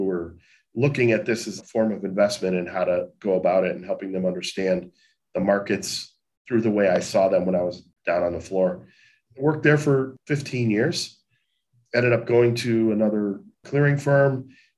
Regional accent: Chicago, Illinois, United States; a kid growing up in Chicago, who normal background growing up in the city itself

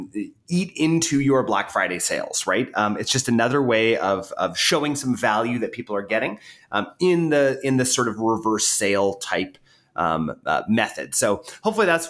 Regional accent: Canada; I'm Canadian

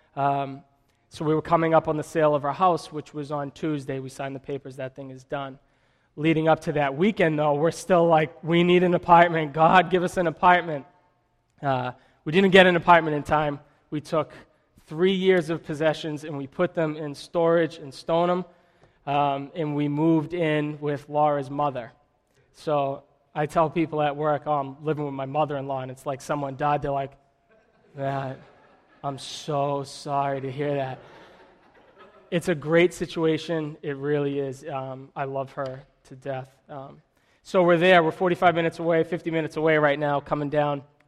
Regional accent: Methuen, Massachusetts, United States; also born or lived in Billerica; I'm from Methuen

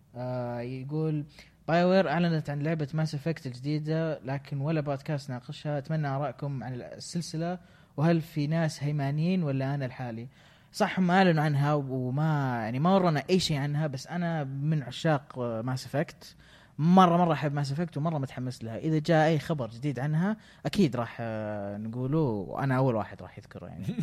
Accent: Saudi Arabia; إحنا ما عندنا غابات في السعودية

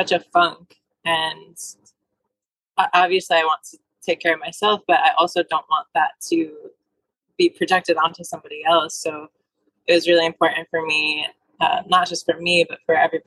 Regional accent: Buffalo, New York, United States; also born or lived in Florida; my hometown is Buffalo, New York.

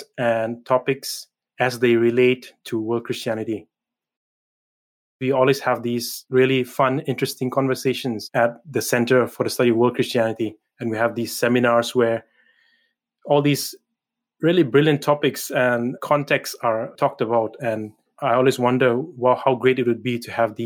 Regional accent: Manipur, India; moved away as an adult; now in Edinburgh, United Kingdom; I come from the northeastern state of Manipur in India, and I belong to a people group, a tribe called the Nagas

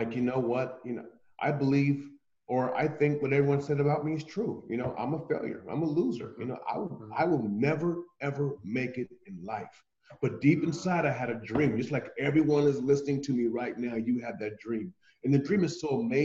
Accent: Columbus, Ohio, United States; I'm from Columbus, Ohio, USA

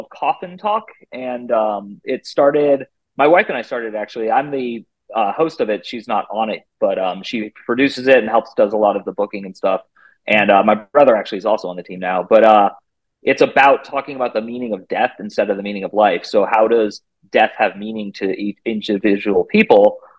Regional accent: California, United States; now in Phoenix, United States; I currently live in Phoenix, Arizona. I'm from the Bay Area of California, but I've lived all over the country. I've lived in 9 or 10 states now, and I've even lived in other countries.

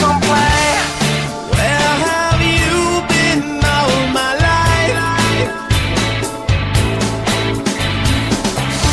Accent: Texas, United States; we're from Texas

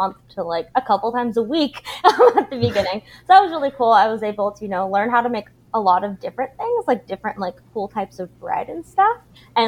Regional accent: Abbotsford, British Columbia, Canada; we had like a public fine arts school where I grew up in Abbotsford

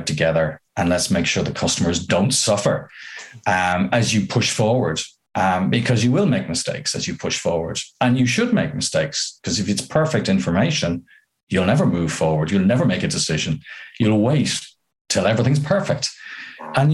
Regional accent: Ireland; as an Irishman

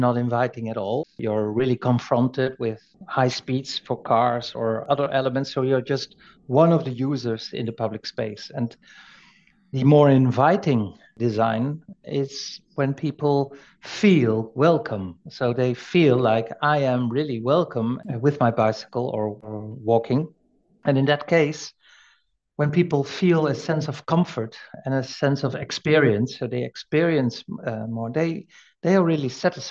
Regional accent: Netherlands; we Dutch

